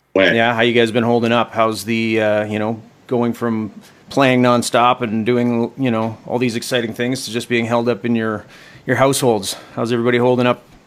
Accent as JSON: {"language": "English", "country": "Canada", "said": "all of us Canadians"}